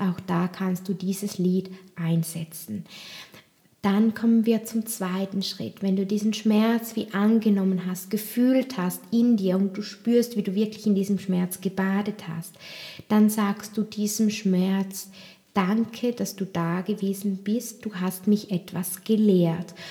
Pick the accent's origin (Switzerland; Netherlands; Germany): Switzerland; bei uns, bei uns in der Schweiz